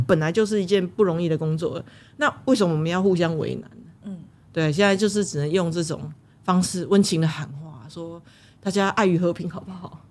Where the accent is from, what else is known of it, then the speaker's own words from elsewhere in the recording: Taiwan; 身为台湾人，我希望这是我保护台湾的方式，我为台湾做事的方式